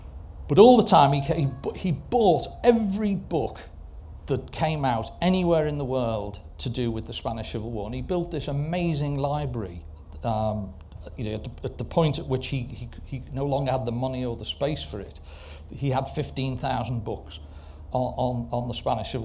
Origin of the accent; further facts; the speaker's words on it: Liverpool, North West England, United Kingdom; I'm a Scouser, I support Everton